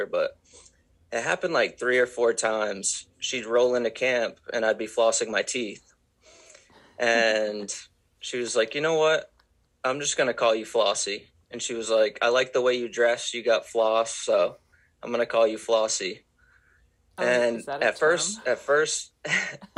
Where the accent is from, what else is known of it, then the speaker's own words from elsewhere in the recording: Maine, United States; I grew up in Maine and I was 12 years old